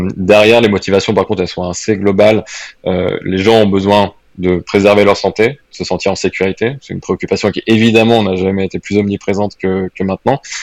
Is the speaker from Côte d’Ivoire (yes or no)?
no; France; now in Switzerland; je parle en plus un petit peu plus en tant que Français